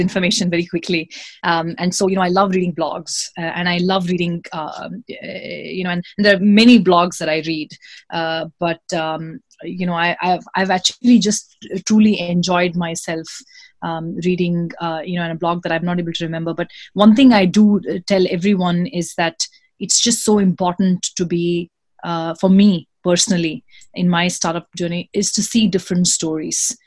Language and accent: English; Singapore; moved away as an adult; also born or lived in India / Sydney, Australia; now in United States; i was born in india uh, and I was raised in Singapore. I went to went to high school in Singapore.